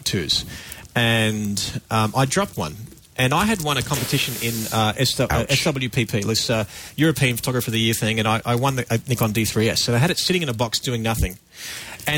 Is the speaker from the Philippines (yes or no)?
no; Australia; I'm a photographer. I'm from Australia.